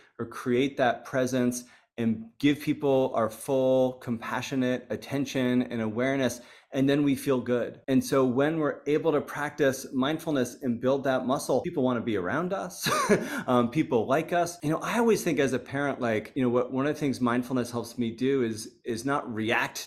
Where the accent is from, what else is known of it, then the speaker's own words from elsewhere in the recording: United States; I was coming in as an American